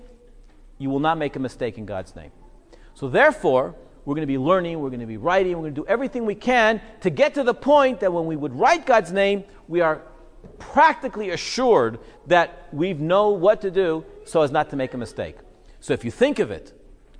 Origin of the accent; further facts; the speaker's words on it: Israel; I was growing up in Israel, we made Aliyah when I was 6